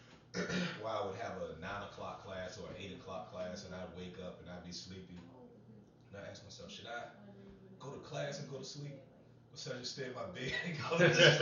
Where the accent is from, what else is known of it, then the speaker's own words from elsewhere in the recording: Chester, Virginia, United States; moved away as an adult; also born or lived in Oklahoma / Germany / Iowa; now in North Carolina, United States; I ended up growing up in Chester for the remainder of that time